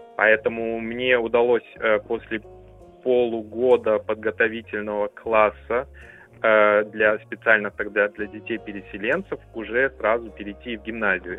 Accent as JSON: {"language": "Russian", "town": "Temirtau", "region": "Karaganda Region", "country": "Kazakhstan", "tie": "born or raised there", "moved": "yes", "lives_now": "Berlin, Germany", "said": "Я сам родился в Казахской ССР в 1981 году эм, в Караганинской области, в городе Тимиртау"}